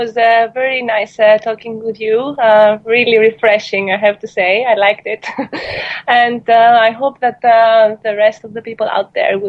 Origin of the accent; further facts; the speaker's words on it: Greece; moved away as an adult; now in United States; I'm coming from Greece